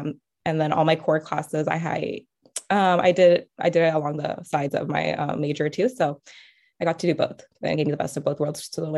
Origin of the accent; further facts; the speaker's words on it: California, United States; moved away as an adult; now in Oregon, United States; because I'm from California.